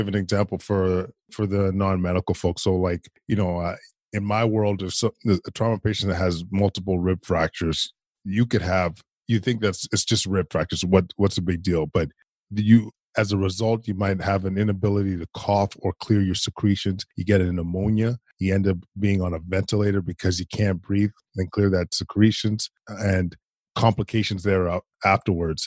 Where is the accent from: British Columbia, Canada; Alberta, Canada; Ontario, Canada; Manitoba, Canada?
Alberta, Canada; Edmonton; I grew up in Edmonton, Alberta.